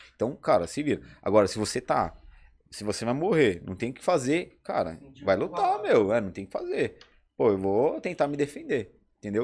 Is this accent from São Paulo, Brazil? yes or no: yes; São Paulo, Brazil; eu vim daqui, da, da, da, da quebrada, né? Do Capão.